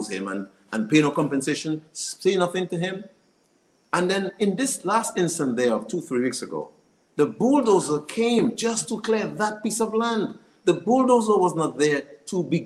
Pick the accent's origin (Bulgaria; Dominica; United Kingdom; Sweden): Dominica; Saint Joseph; I grew up in the St. Joseph area. I spent most of my youth on the lands